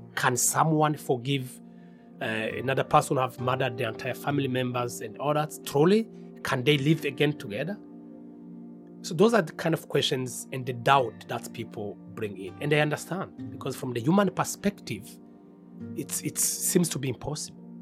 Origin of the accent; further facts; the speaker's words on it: Rwanda; I'm from Rwanda and I'm the director of CARSA